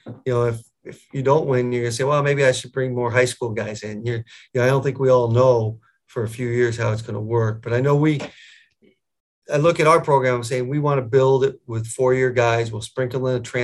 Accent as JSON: {"language": "English", "region": "Connecticut", "country": "United States", "tie": "born or raised there", "also_born_or_lived": "Buffalo area, New York", "moved": "as an adult", "lives_now": "Buffalo, United States", "said": "I grew up down in Connecticut, about 7 hours from here."}